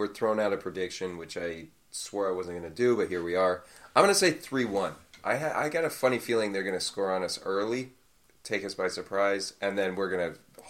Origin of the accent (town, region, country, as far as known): United States